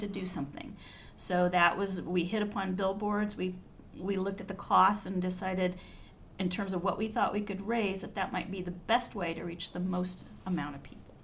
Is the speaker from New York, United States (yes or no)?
no; Fairfield County, Ohio, United States; we're both from Fairfield County, which is a county outside of Columbus, Ohio